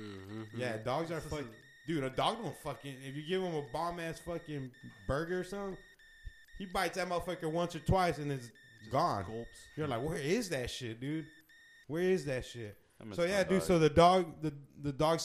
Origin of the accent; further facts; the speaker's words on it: Arizona, United States; we're from Arizona